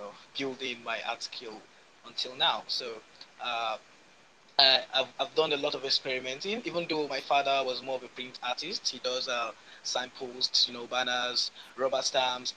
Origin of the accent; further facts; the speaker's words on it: Nigeria; I'm a painter from West Africa, Nigeria, precisely